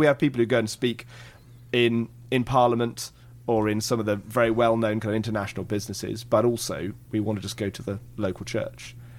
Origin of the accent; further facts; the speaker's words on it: England, United Kingdom; I come from England